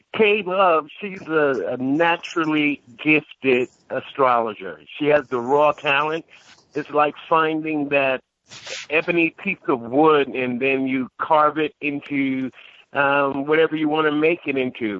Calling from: Akron, Ohio, United States; I'm calling from um, Akron, Ohio, currently

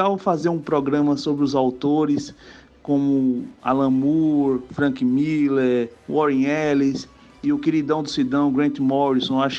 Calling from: João Pessoa, Paraíba, Brazil; sou de João Pessoa e queria elogiar o programa

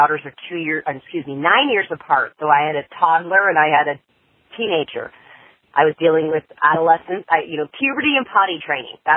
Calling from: California, United States; I'm from California

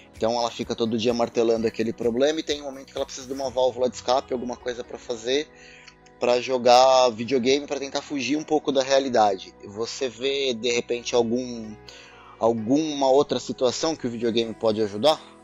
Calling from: São Paulo, Brazil; falo de São Paulo capital

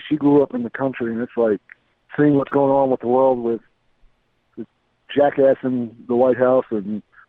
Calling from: Iowa, United States; from Iowa.

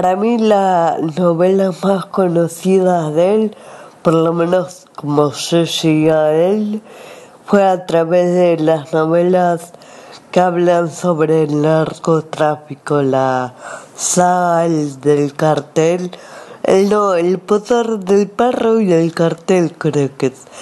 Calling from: Argentina; desde Argentina.

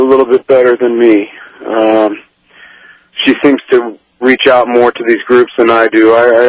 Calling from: Larchmont, New York, United States; I'm calling you from Larchmont, New York.

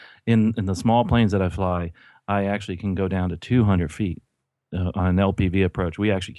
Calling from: Florida, United States; I am actually in sunny Florida

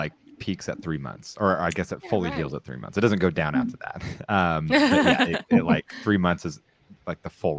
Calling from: San Clemente, California, United States; I'm broadcasting from San Clemente, California, where it is the opposite of Sarah's weather.

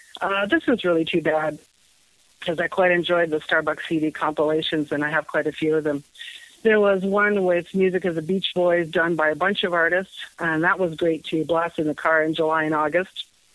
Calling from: Toronto, Ontario, Canada; I'm calling from Toronto.

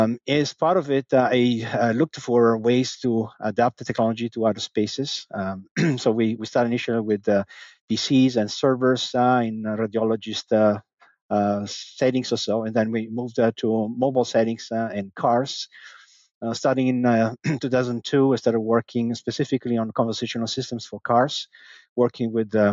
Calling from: Danbury, Connecticut, United States; From Danbury, Connecticut.

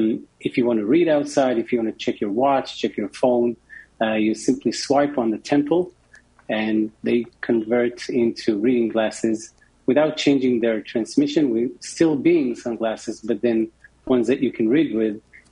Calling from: Tel Aviv, Tel Aviv District, Israel; I'm joining from Tel Aviv. It's actually evening time here.

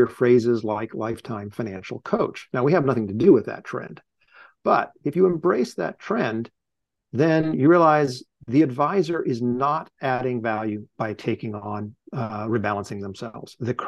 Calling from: Cambridge, Massachusetts, United States; I'm calling in from Cambridge, Massachusetts.

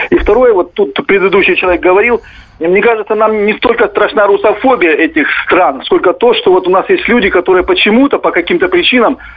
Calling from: Khabarovsk, Khabarovsk Krai, Russia; Это город Хабаровск.

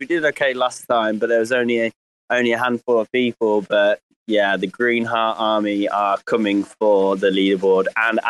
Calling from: Greece; I'm just calling from Greece, so very quickly, because the family are not too far away.

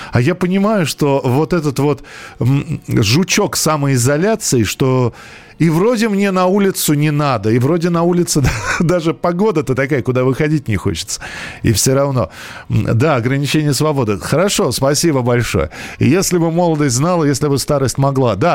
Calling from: Lipetsk, Lipetsk Oblast, Russia; Э, я из Липецка

